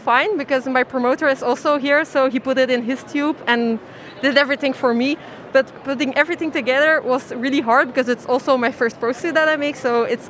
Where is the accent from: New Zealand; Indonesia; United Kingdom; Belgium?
Belgium; I'm from Belgium.